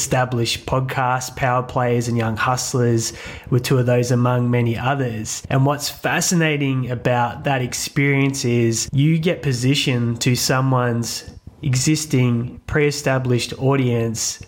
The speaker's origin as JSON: {"language": "English", "country": "Australia", "said": "we're Australian"}